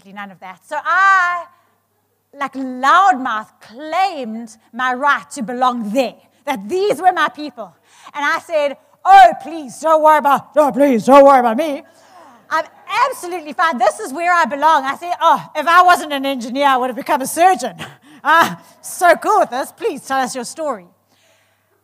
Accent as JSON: {"language": "English", "country": "South Africa"}